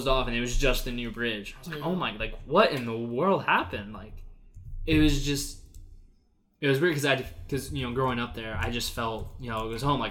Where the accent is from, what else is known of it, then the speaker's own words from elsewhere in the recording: Alaska, United States; moved away as an adult; back in my hometown up in Alaska